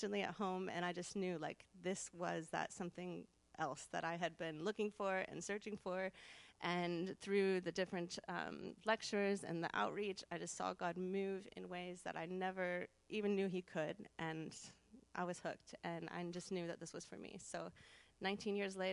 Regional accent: South Bend, Indiana, United States; moved away; I'm from Northern Indiana, so maybe not Midwest, what some people say, but Northern Indiana, South Bend area, home of Notre Dame, our one claim to fame. And I grew up in the church

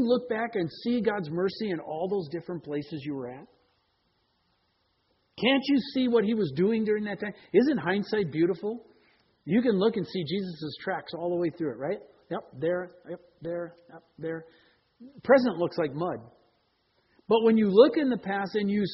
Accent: Green Bay, Wisconsin, United States; now in Seattle, United States; I grew up in Green Bay

